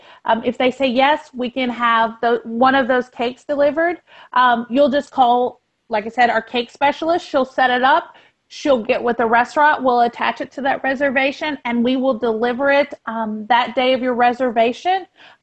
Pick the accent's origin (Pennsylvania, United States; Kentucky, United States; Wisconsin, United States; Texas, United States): Texas, United States; moved away as an adult; now in Florida, United States; I'm not a Floridian. I'm actually from Texas. I did our vacation before we moved here.